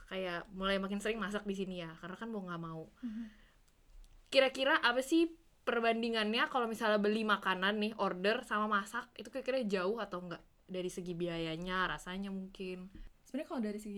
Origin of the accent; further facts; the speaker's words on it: Indonesia; Tapi jujur sejujurnya sih ya gue dari Indonesia emang juga sering masak di rumah